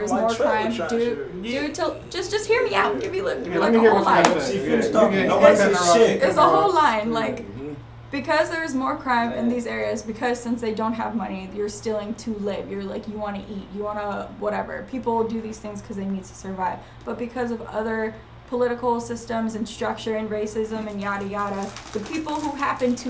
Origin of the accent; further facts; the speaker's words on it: California, United States; also born or lived in Northeast US; We're all from California